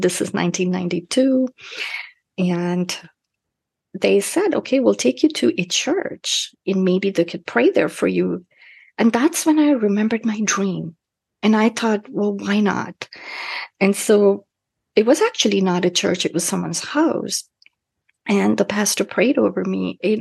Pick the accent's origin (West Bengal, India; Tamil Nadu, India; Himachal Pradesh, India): West Bengal, India; Kolkata; moved away as an adult; now in United States; where I grew up in Calcutta